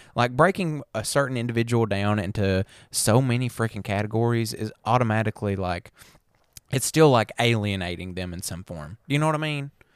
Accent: the South, United States; we're from the South. We sound like a bunch of damn hicks.

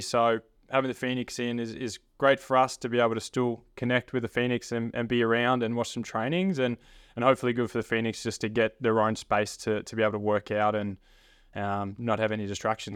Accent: Frankston, Victoria, Australia; growing up around the Franks and area, playing in, for the Franks and Blues growing up

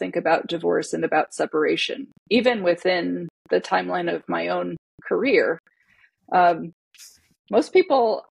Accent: Connecticut, United States; now in Seattle, United States; I'm Hawaiian. I grew up in Connecticut.

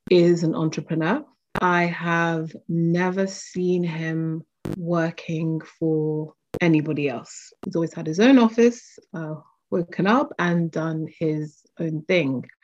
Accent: London, United Kingdom; also born or lived in Lagos, Nigeria; I grew up between uh, two cities, London, UK, and Lagos, Nigeria. So I had a multicultural childhood

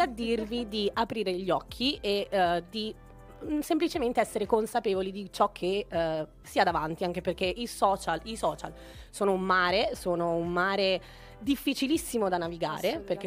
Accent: Venice, Veneto, Italy; also born or lived in Naples; sono una pulegna, sono di Napoli, sono cresciuta però a Venezia

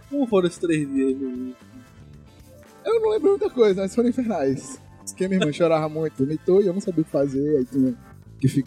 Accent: São Paulo, Brazil; born there; Bem, eu nasci em São Paulo, São Paulista.

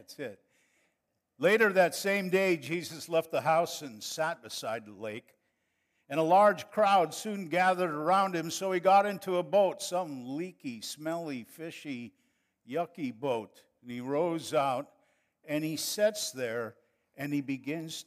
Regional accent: northern Wisconsin, United States; moved away as an adult; also born or lived in Monterrey, Mexico; now in San Antonio, United States; we are from northern Wisconsin, so I could have said, "Well, you guys, let's go, eh?" But we grew up and lived too close to Canada, and that's their fault for my accent.

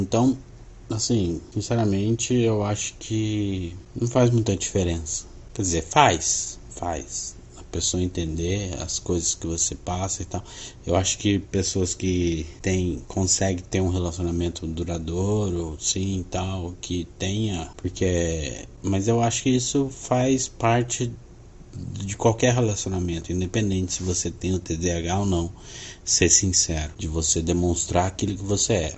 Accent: Londrina, Paraná, Brazil; eu sou de Londrina, Paraná

